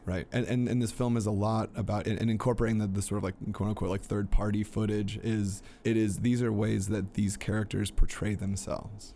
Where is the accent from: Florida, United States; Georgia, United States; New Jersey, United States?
Georgia, United States; Peachtree City; my hometown in, in Petrie City, Georgia